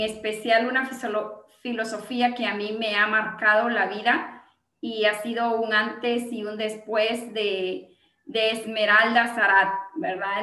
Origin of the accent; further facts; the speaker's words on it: Gualán, Zacapa, Guatemala; yo soy de Gualán, Zacapa, Guatemala